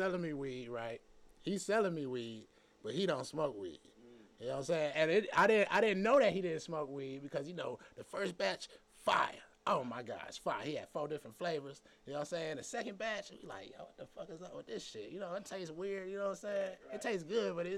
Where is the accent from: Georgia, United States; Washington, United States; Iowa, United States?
Georgia, United States; Atlanta; I'm from Atlanta